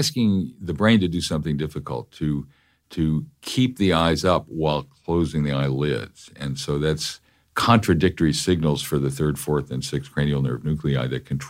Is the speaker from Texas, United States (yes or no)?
no; New York, United States; I'm a New Yorker.